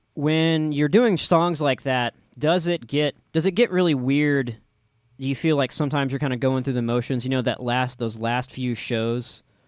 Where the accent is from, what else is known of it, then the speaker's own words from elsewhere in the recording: Austin, Texas, United States; I'm an Austinite and I'm from Austin